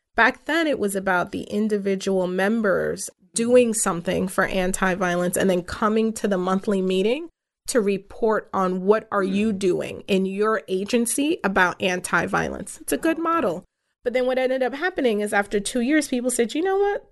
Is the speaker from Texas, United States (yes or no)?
no; New York City, New York, United States; first language English; Coney Island is my hometown, it's where I grew up, it's where I spent my formative years